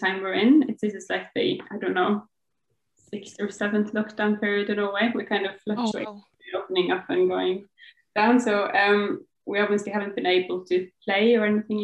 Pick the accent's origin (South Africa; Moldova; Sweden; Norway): Norway; Bergen, Vestland; now in Oslo, Norway; I live in Oslo, which is the capital of Norway, but I'm from Bergen, and that is like the second biggest city of Norway